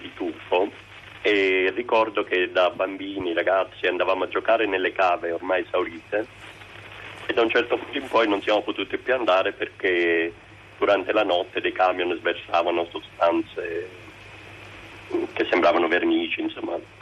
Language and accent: Italian; Giugliano in Campania, Campania, Italy; now in Florence, Italy; abito appunto a Firenze, ma sono cresciuto, mh, a Giuliano, in Campania, zona di Camorra